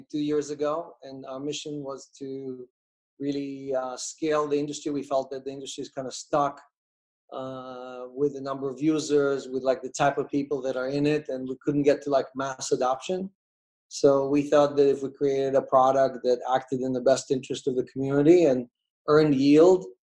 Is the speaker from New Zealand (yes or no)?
no; Russia; moved away; I was born in Russia, in the USSR.